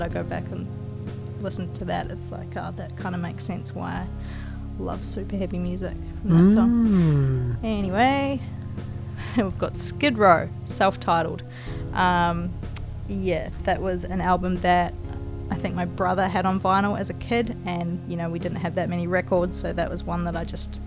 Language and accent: English; New Zealand; born or raised there